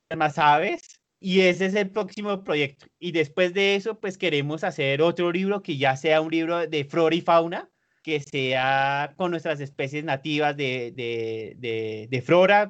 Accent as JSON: {"language": "Spanish", "region": "Bogotá", "country": "Colombia", "also_born_or_lived": "Mexico City, Mexico", "accent": "súper bogotano", "said": "usted sí es demasiado, demasiado bogotano, tiene un acento súper bogotano"}